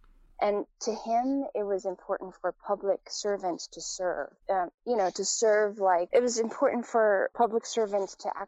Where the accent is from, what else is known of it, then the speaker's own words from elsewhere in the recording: United States; born there; it was really obvious because I was born in the States.